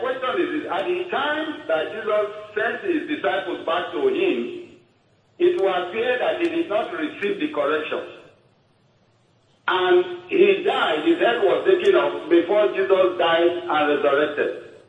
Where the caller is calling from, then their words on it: Warri, Delta, Nigeria; I'm calling from Warri.